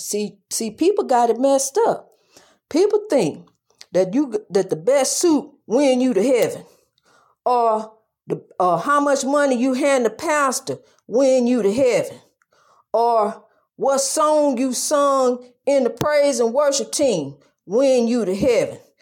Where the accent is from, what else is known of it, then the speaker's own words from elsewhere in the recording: East St. Louis, Illinois, United States; my hometown, East Saint Louis.